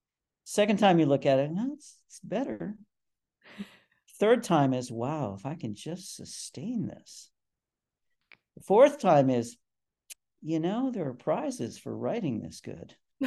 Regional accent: England, United Kingdom; accent: English; They recognized my English accent immediately and went to something they knew I couldn't do.

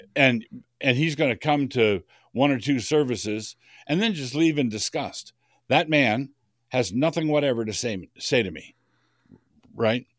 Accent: Idaho, United States; I'm from Idaho

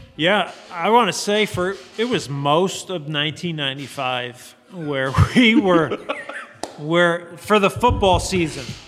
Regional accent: New Jersey, United States; moved away as an adult; growing up in Jersey

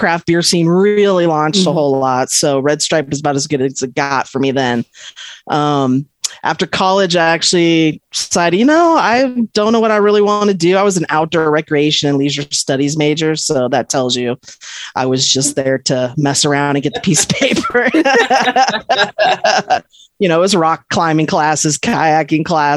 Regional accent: Cypress, California, United States; moved away; also born or lived in Long Beach, California; I grew up in Southern California in a little sleepy Orange County town called Cypress

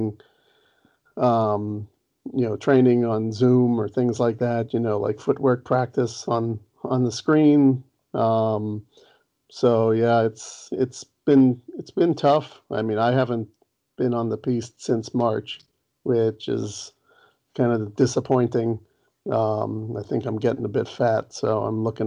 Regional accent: Los Angeles, California, United States; I grew up down in Los Angeles

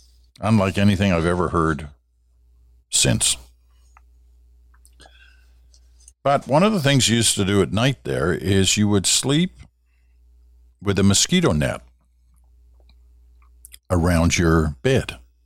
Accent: Kuala Lumpur, Malaysia; also born or lived in England; I was born in England, as I've told you before, and the early childhood was actually in what was then Malaya, now Malaysia, in KL, Kuala Lumpur.

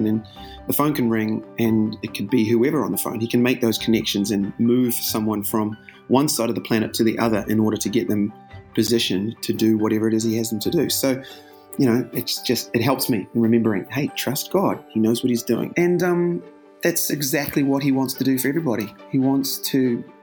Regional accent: New Zealand; moved away as an adult; now in United States; Growing up in New Zealand, I guess, and it's a pretty wonderful country, pretty great sort of place to grow up

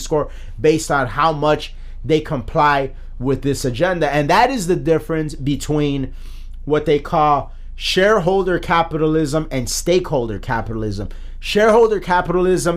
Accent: United States; as an American.

